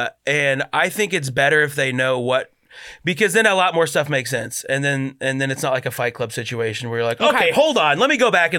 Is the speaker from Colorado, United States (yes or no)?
yes; Colorado, United States; No, but I'm from Colorado